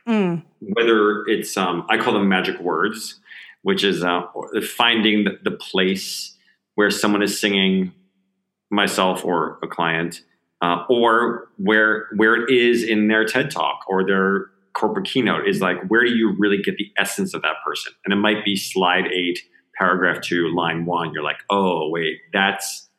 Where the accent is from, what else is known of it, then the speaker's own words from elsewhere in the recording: New Jersey, United States; you move that same body to Jersey, New Jersey, in the States